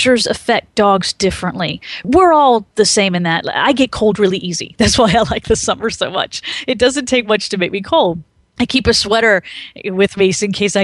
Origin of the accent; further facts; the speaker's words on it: Maryland, United States; moved away; I grew up in Maryland